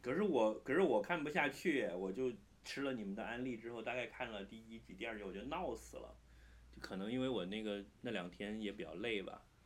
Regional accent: China; 你作为一个中国人

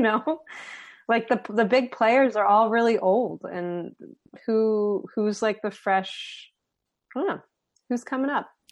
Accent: Philadelphia, Pennsylvania, United States; I'm from Philly.

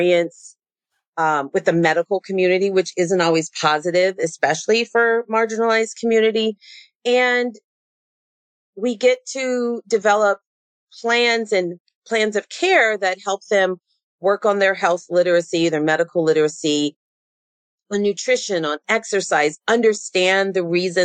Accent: San Diego, California, United States; I grew up in San Diego

